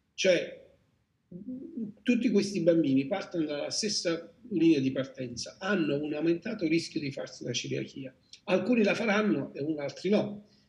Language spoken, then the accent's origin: Italian; Salerno, Campania, Italy; sono di Salerno